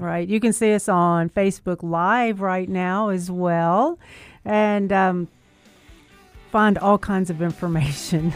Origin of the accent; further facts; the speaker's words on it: Memphis, Tennessee, United States; I was raised right here in Memphis